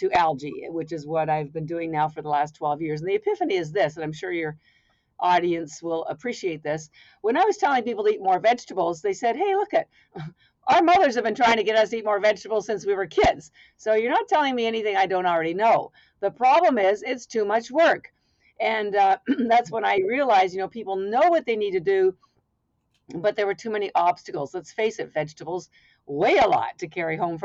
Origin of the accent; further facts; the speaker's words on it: Canada; now in Boston, United States; I'm actually Canadian by birth, although I've lived in Boston, Massachusetts for 33 years